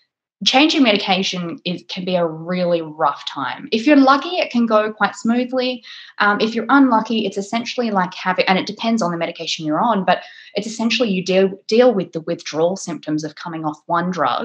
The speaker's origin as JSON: {"language": "English", "country": "Australia", "also_born_or_lived": "England", "moved": "yes", "lives_now": "United Kingdom", "said": "I'm Australian"}